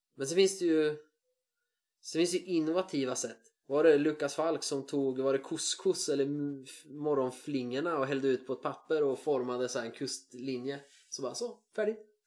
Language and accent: Swedish; Sweden; jag är svensk